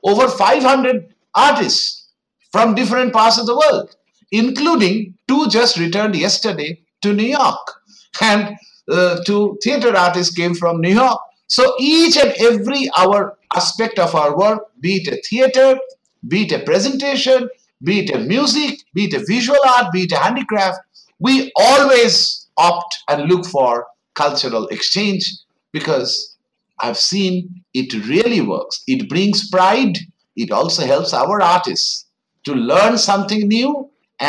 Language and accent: English; West Bengal, India; I come from Bengal, which always believes in the universal brotherhood